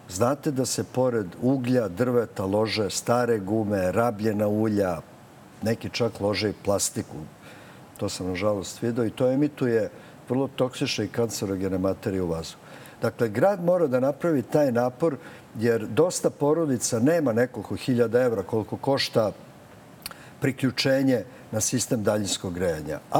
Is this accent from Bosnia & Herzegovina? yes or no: no; Belgrade, Serbia; Ja sam odrastao na Ceraku, to je predgrađe Beograda.